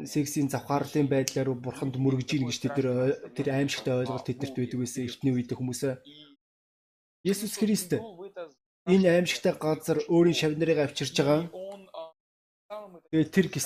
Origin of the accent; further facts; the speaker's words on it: Russia; born there; Өнөөдөр би Орос гэдэг оронд төрсөн.